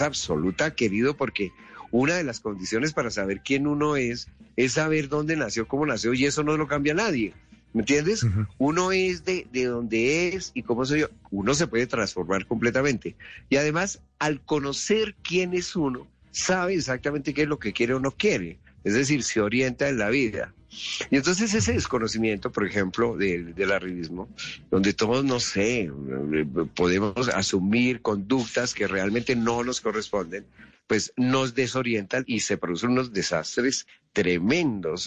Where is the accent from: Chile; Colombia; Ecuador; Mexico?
Colombia; Bogotá, Bogotá Capital District; yo nací en Kennedy, yo nací en Kennedy, tú sabes que caen es un barrio popular